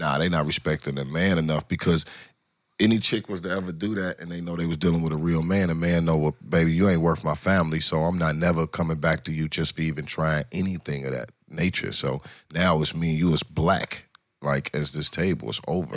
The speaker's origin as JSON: {"language": "English", "town": "Detroit", "region": "Michigan", "country": "United States", "moved": "as an adult", "lives_now": "Atlanta, United States", "said": "I'm originally from Detroit. I live, been in Atlanta"}